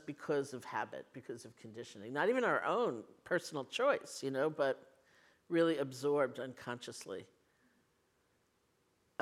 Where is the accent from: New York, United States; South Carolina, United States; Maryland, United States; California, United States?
New York, United States; New York City; I grew up in New York City with my grandparents, so they were Eastern European immigrants